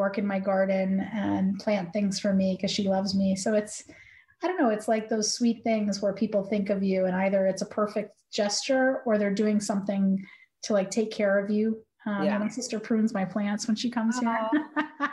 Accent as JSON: {"language": "English", "town": "Providence", "region": "New England", "country": "United States", "tie": "born or raised there", "also_born_or_lived": "Florida", "moved": "as an adult", "said": "I was born in Florida, but grew up in New England. I kind of was in Providence and in New England from 8 to 30"}